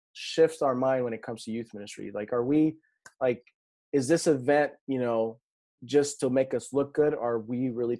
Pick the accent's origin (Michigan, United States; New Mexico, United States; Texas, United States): New Mexico, United States; I come from New Mexico and so there's nothing there